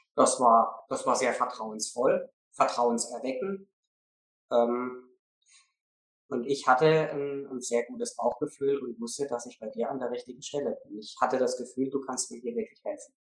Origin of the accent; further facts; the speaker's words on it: the Southwest, southwest Germany, Germany; Ich bin Anfang 40 aus dem Südwesten